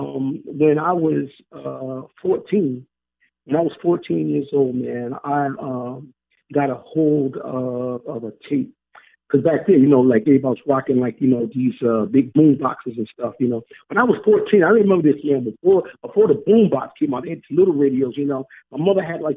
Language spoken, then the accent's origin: English; New Jersey, United States